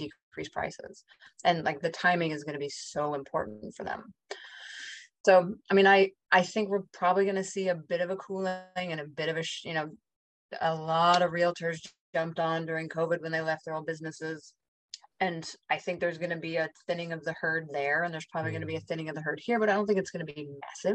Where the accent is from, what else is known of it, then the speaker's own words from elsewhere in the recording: Park City, Utah, United States; I grew up in Park City above Salt Lake City